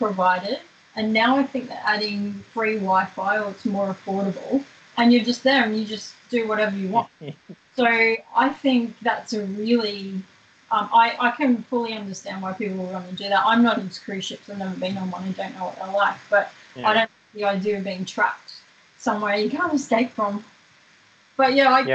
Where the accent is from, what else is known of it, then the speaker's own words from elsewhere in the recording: Queensland, Australia; in Queensland, my home state